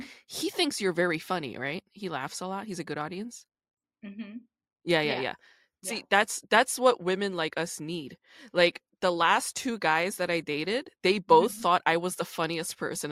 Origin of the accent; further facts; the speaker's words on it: New York, United States; also born or lived in Busan, Korea; New York when I was 5, and I grew up in New York.